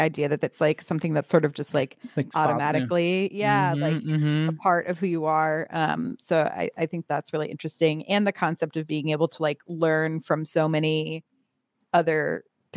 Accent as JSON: {"language": "English", "region": "British Columbia", "country": "Canada", "moved": "yes", "said": "I'm originally from the Pacific Northwest and from British Columbia."}